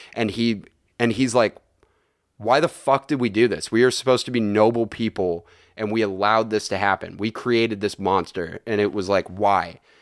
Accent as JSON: {"language": "English", "area": "Bay Area", "region": "California", "country": "United States", "said": "I am from the Bay Area."}